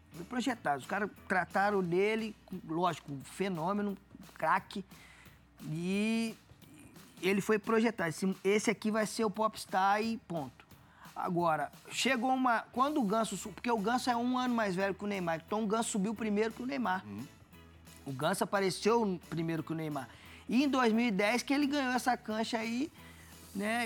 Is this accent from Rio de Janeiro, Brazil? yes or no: yes; Volta Redonda, Rio de Janeiro, Brazil; moved away as an adult; now in Santos, Brazil; sou de Volta Redonda, não tem praia